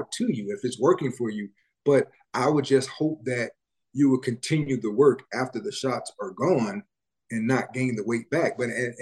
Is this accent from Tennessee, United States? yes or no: yes; Memphis, Tennessee, United States; I grew up in Memphis. I'm from Memphis